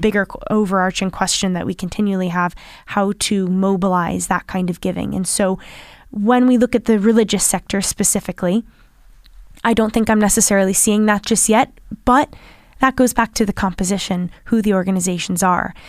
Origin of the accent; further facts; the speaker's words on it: United States; accent: American; now in Ireland; my American accent